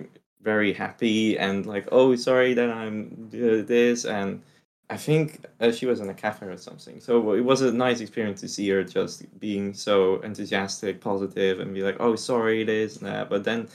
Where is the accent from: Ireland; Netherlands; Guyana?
Netherlands; also born or lived in Russia; I am not from Asia at all. I'm a very European guy. I came from the Netherlands. I came from Russia. Well, I'm Russian and Dutch, so there's no Asia in me.